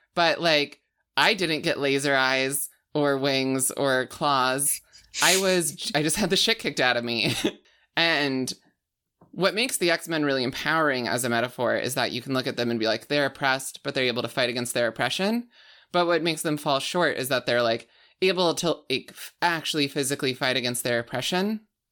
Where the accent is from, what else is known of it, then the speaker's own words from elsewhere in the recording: rural Alberta, Canada; moved away; I'm from Al-, like, rural Alberta